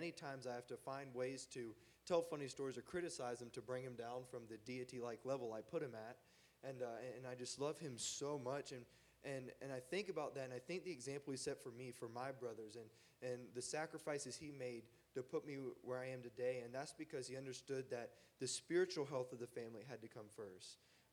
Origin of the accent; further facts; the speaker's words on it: North Carolina, United States; I'm from the South, or from North Carolina